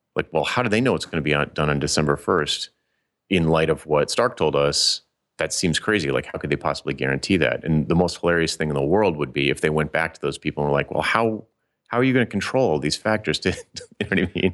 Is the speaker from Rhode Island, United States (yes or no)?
yes; Providence, Rhode Island, United States; little teeny Providence, Rhode Island